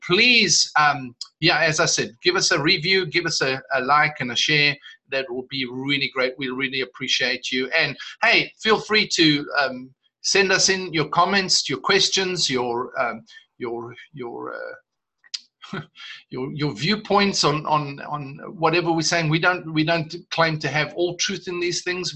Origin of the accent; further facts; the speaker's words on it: South Africa; I'm South African